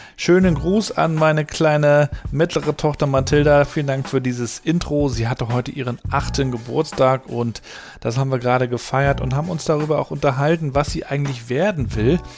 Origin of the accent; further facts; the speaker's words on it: Rostock, Mecklenburg-Vorpommern, Germany; also born or lived in Hamburg; Und ich bin ja hier in Rostock aufgewachsen in, in den 80er Jahren in der DDR